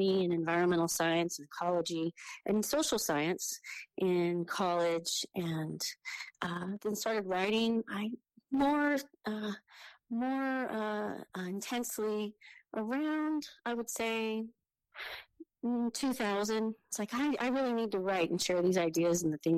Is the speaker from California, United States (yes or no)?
yes; a county just south of the Oregon border, California, United States; also born or lived in Sonoma County, California; I was born there, but we moved shortly after that to a county just south of the Oregon border, very close to where the Ewok scenes in Star Wars were filmed.